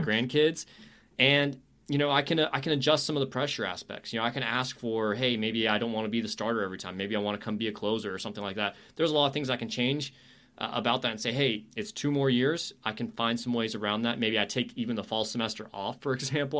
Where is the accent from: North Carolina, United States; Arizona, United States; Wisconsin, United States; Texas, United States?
North Carolina, United States; moved away as an adult; now in Oklahoma, United States; I grew up in North Carolina